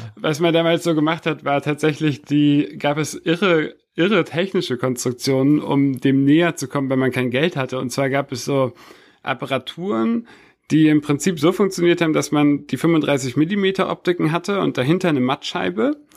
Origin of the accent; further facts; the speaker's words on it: Hamburg, Germany; moved away as an adult; now in Berlin, Germany; Bin in Berlin geboren, aber tatsächlich, äh, mit sechs nach Ham-, sind meine Eltern nach Hamburg gezogen. Und ich bin dann in Hamburg aufgewachsen